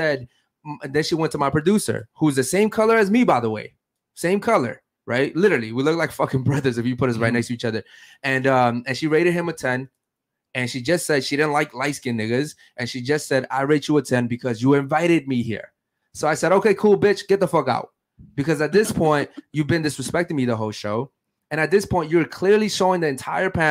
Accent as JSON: {"language": "English", "town": "Baltimore", "region": "Maryland", "country": "United States", "said": "I'm from Baltimore, Maryland, the fucking streets"}